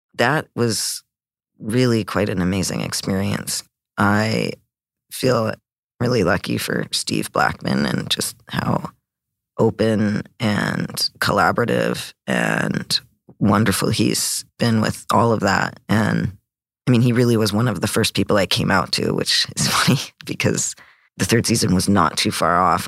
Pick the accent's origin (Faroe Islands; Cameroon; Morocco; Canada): Canada; growing up in Canada